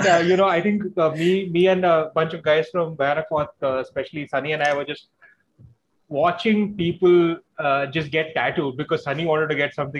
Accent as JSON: {"language": "English", "region": "Delhi", "country": "India", "tie": "born or raised there", "also_born_or_lived": "Kerala", "first_language": "Hindi", "second_language": "English", "said": "I was born and raised in Delhi"}